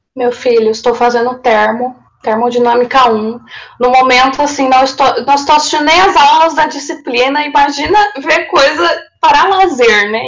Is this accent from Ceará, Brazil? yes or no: no; interior of São Paulo, Brazil; moved away as an adult; also born or lived in Rio Grande, Rio Grande do Sul; eu sou do interior de São Paulo, mas eu fui estudar lá em Rio Grande, na pontinha do Rio Grande do Sul